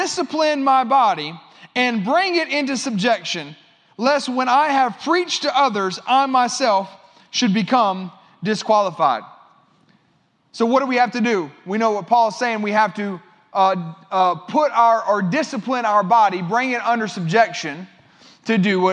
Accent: United States; as an American

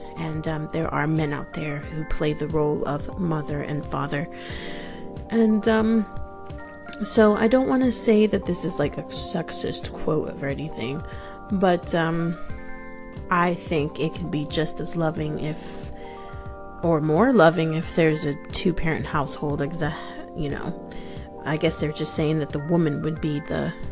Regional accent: New York, United States; also born or lived in Florida; now in London, United Kingdom; I'm originally from New York, and I lived in Florida for many years, and then I ended up here in the UK. I'm in the outskirts of London

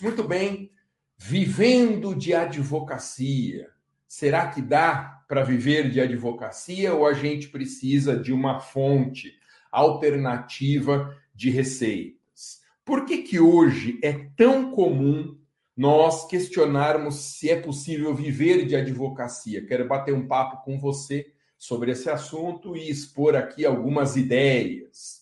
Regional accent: Guarulhos, São Paulo, Brazil; A cidade onde eu nasci, Guarulhos

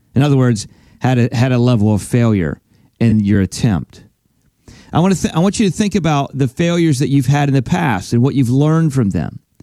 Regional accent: Pennsylvania, United States; now in Florida, United States; I'm originally from Pennsylvania. That's where I grew up. That's where I was born and raised, and now we live in Florida.

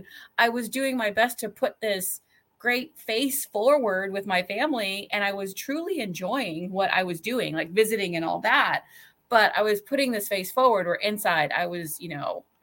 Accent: California, United States; moved away as an adult; also born or lived in Midwest; I grew up in California and that's where the majority of my family was and still is.

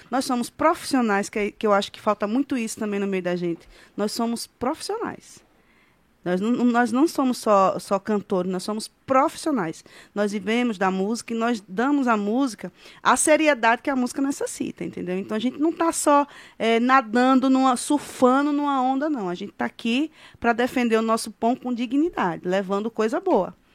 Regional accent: Japaratuba, Sergipe, Brazil; also born or lived in Aracaju; E a minha é toda de Japaratuba. Eu só, só que... só, eu só fiz nascer em Aracaju para ser da capital, entendeu? Japaratuba

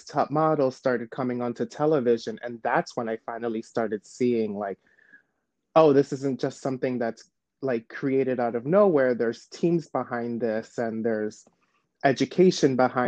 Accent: New York City, New York, United States; also born or lived in Shanghai; I was born and raised in New York

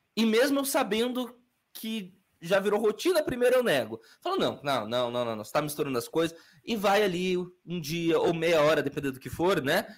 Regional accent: Curitiba, Paraná, Brazil; also born or lived in Bahia / Camaçari, Bahia / Salvador, Bahia; fui criado no Itatiaia, no Fazendinha

